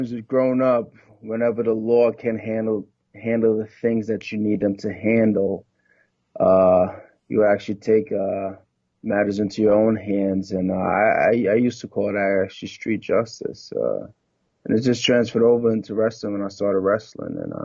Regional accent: New York City, New York, United States; moved away as an adult; also born or lived in Trinidad and Tobago (ancestry); now in Louisville, United States; I was born and raised actually in Brooklyn. My family's from Trinidad and Tobago

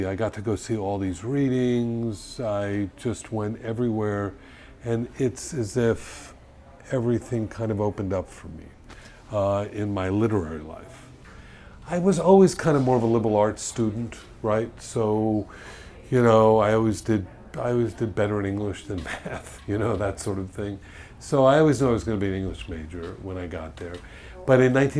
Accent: Miami Beach, Florida, United States; also born or lived in Colorado; my growing up on Miami Beach

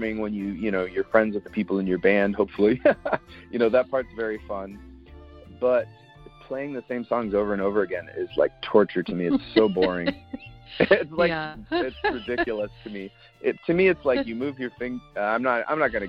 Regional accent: Arizona, United States; I grew up in Arizona

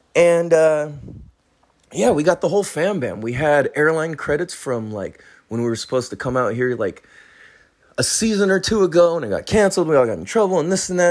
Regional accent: California, United States; I'm from California

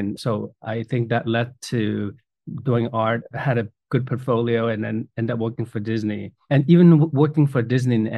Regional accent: China; moved away; growing up in China, I did quite a bit of calligraphy growing up

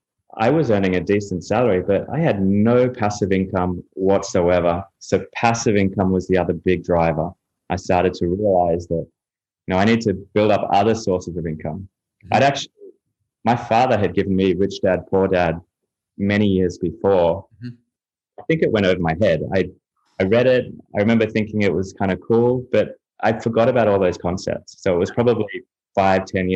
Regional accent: Australia; also born or lived in United Kingdom / Europe / Chicago; now in Miami, United States; I'm from Australia originally. I've lived in a few places around the world, lived in the UK and Europe for a while. Lived in Chicago, and I'm now based in Miami, Florida.

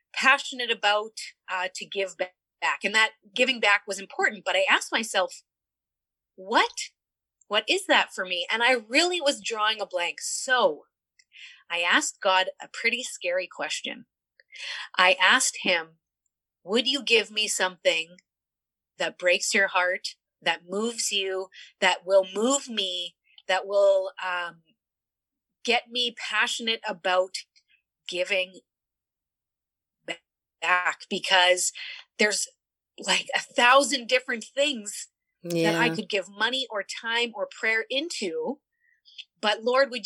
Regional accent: Niverville, Manitoba, Canada; I was born and raised and stayed in a small town here in Niverville, Manitoba, Canada.

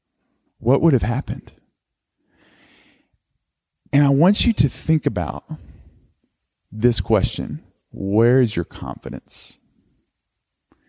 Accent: Tuscumbia, Alabama, United States; moved away; my hometown, Tuscumbia, Alabama

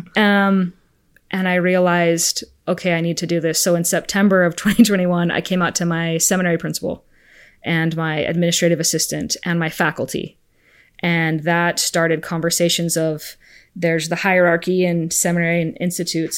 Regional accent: Arizona, United States; also born or lived in Spain; I'm from Arizona. I'm an Arizona girl

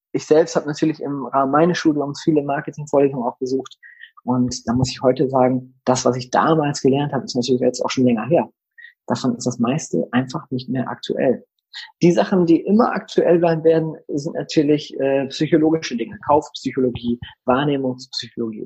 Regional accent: Delmhorst, Lower Saxony, Germany; ich komme ja aus Delmhorst, einer niedersächsischen mittelgroßen Stadt. Wir haben 80.000 Einwohner

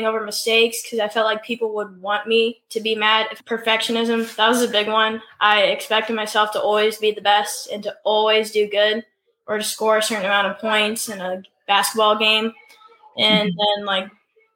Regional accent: Illinois, United States; So I'm from Illinois. I'm 13 years old.

